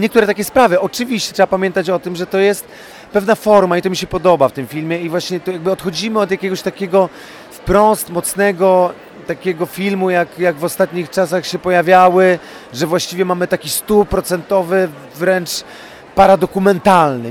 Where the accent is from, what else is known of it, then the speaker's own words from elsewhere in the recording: Łódź, Łódź Voivodeship, Poland; jestem chłopakiem z Łodzi z Bałt, więc to jak się wypija z mlekiem matki te pewne zachowania